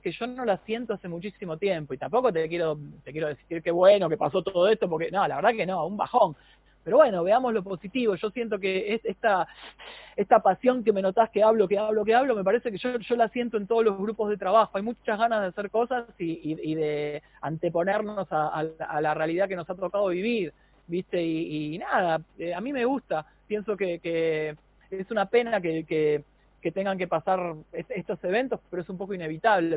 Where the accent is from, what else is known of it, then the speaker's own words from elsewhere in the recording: Argentina; los argentinos